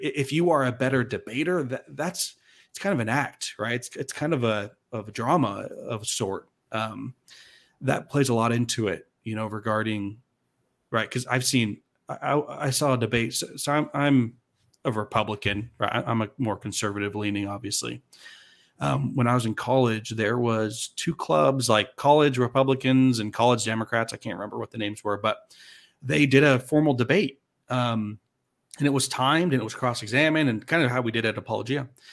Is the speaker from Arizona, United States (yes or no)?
yes; Arizona, United States; I'm from Arizona, but I served a full-time mission in Salt Lake City